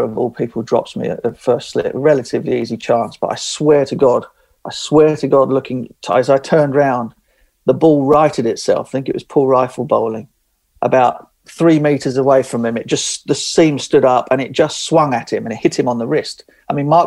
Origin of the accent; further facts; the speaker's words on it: England, United Kingdom; being an Englishman